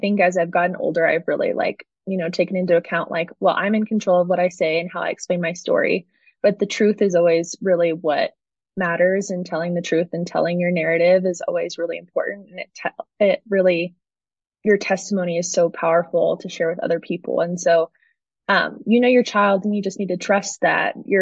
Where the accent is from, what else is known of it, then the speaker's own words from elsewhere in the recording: San Diego County, California, United States; now in Colorado Springs, United States; I'm originally from San Diego County, and I now live in Colorado Springs